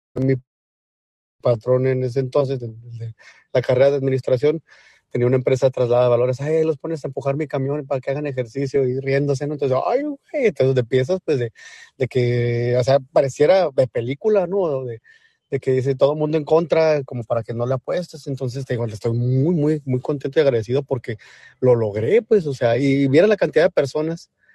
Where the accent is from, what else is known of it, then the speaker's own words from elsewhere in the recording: Mexico; como latino o mexicano